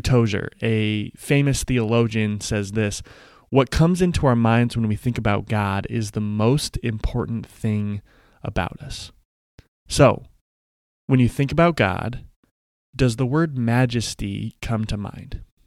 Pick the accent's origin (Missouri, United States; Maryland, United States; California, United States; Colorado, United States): Colorado, United States; Denver; when I was in elementary school, the Denver Nuggets, my hometown team